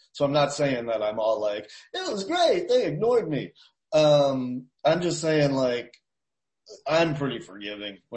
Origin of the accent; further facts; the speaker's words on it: Boston, Massachusetts, United States; now in Asheville, United States; I grew up in Boston